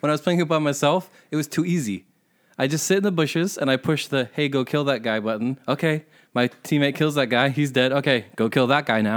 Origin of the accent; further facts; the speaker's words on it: Chatham, New Jersey, United States; also born or lived in Montague, New Jersey; I say I'm from Chatham, which is where I went to high school. It's not where I grew up. Like I said, I grew up in the fucking Appalachian foothills, but I don't say I'm from fucking Montague because I moved out of that town when I was 11.